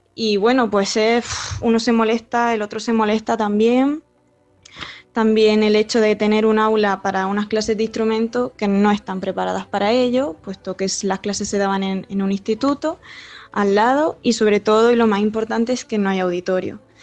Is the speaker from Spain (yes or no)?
yes; Almería, Andalusia, Spain; moved away